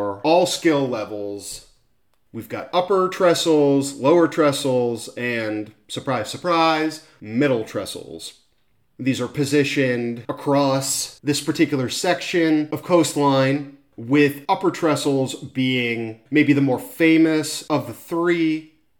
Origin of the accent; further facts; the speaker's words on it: Newport Beach, California, United States; Newport Beach, my hometown